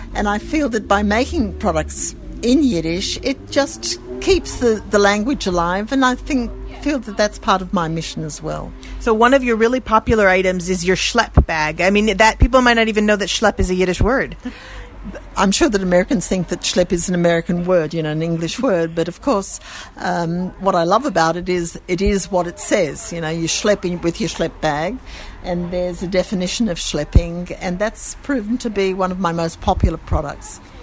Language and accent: English; Sydney, New South Wales, Australia; accent: Australian; moved away as an adult; now in Jerusalem, Israel; I come from Sydney